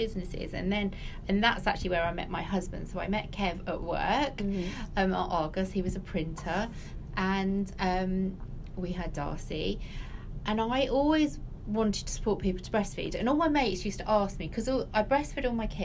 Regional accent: Hatfield, East of England, United Kingdom; moved away as an adult; also born or lived in London; now in Milton Keynes, United Kingdom; I come from Hatfield in Hertfordshire

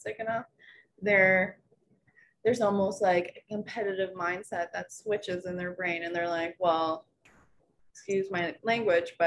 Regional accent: Rockville, United States; my hometown of Rockville

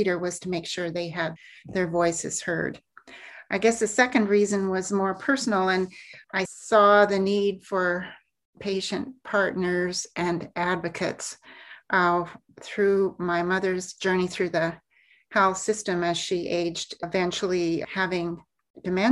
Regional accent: Alberta, Canada; I grew up in Alberta, born and raised

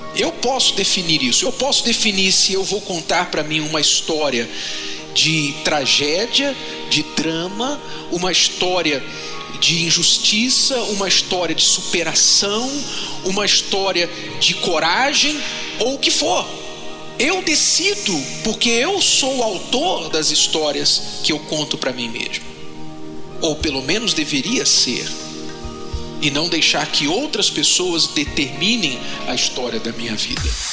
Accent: Poços de Caldas, Minas Gerais, Brazil; a gente é de Minas, de Poços de Caldas

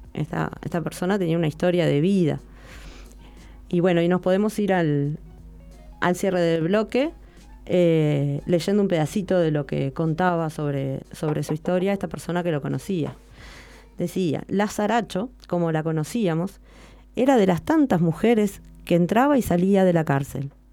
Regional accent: Montevideo, Uruguay; no soy del de interior, soy de Montevideo

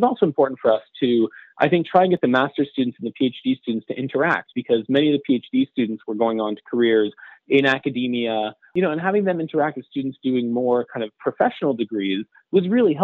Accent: Montreal, Quebec, Canada; moved away as an adult; also born or lived in New York; I come from Montreal.

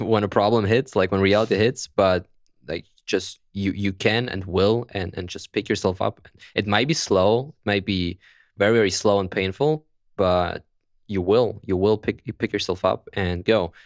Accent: Germany; accent: German; English is a second language; my beautiful German accent

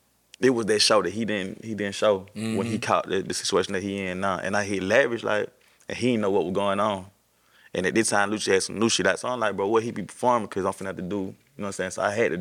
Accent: Macon, Georgia, United States; I'm from East Macon

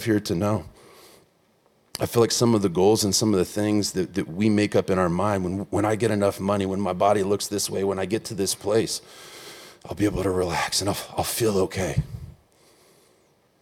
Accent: 47 miles from Indianapolis, United States; 47 miles from my hometown

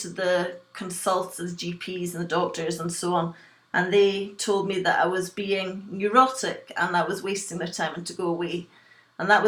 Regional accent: west coast of Scotland, United Kingdom; also born or lived in Glasgow / Liverpool; I was born in Glasgow in Scotland, and I was brought up in a small fishing village on the west coast of Scotland

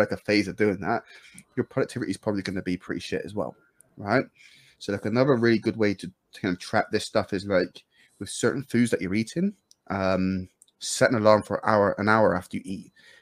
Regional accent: United Kingdom; I'm British

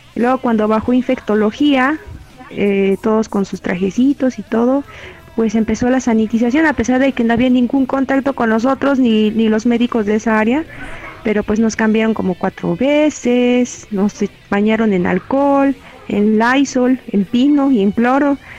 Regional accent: Mexico

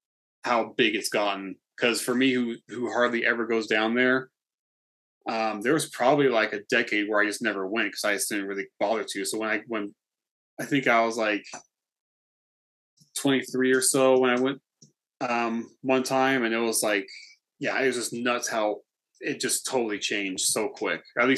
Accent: Campo, California, United States; Marina. Yeah. So I grew up here. So pretty much outside of the city all the time. So for us, the city was El Cajon.

